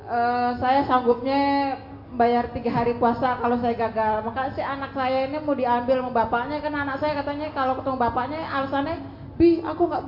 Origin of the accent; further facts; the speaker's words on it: Karawang, West Java, Indonesia; also born or lived in Magelang; Ustaz dari Kerawang.